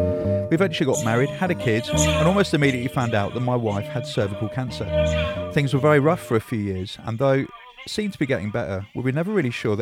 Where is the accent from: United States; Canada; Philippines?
Canada; My first and only encounter with cricket in real life, because we're from Canada, and we were in England only for a few days.